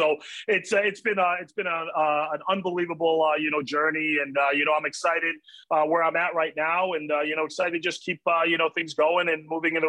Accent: Poughkeepsie, New York, United States; you know, so I love that. And yeah, I mean, I grew up in Poughkeepsie, New York.

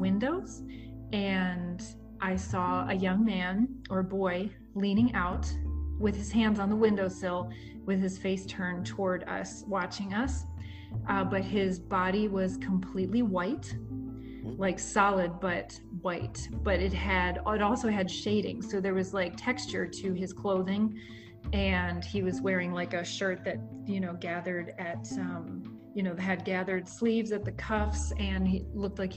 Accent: Maryland, United States; moved away; also born or lived in Chicago; when I was a kid, I grew up in Maryland.

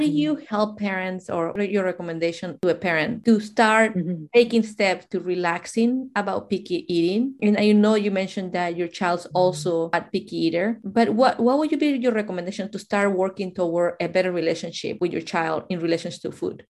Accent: Mexico; moved away; I'm from Mexico, and in our culture

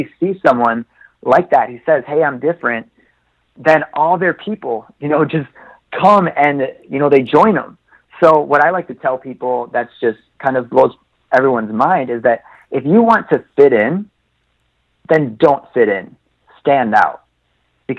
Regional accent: Oshkosh, Wisconsin, United States; I grew up in Oshkosh, Wisconsin

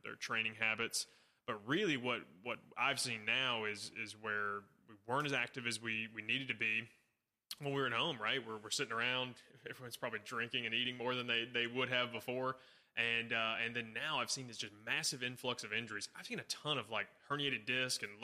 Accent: Nashville, Tennessee, United States; Born and raised in Nashville

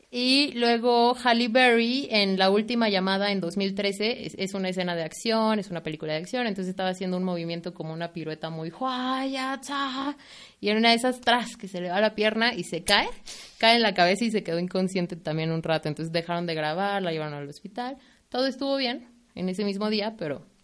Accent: State of Mexico, Mexico; Nosotros somos del Estado de México

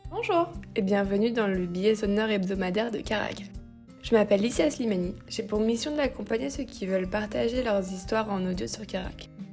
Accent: Lyon, Auvergne-Rhône-Alpes, France; now in Paris, France; Je suis originaire de Lyon

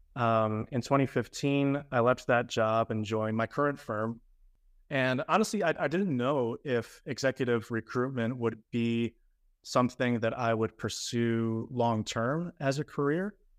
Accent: Grand Rapids, Michigan, United States; moved away as an adult; also born or lived in Chicago; now in Miami, United States; I was born and raised in Grand Rapids, Michigan

